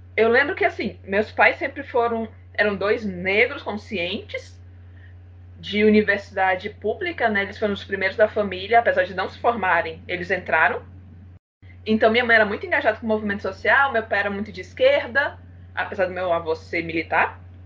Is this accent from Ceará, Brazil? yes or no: yes; Ceará, Brazil; Eu sou cearense, sou fotógrafa